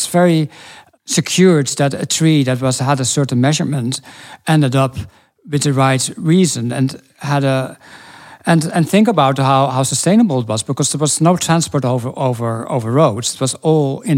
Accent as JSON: {"language": "English", "country": "Norway", "tie": "born or raised there", "moved": "yes", "said": "I grew up in Norway, all the small towns connected to the big river, the Glomma"}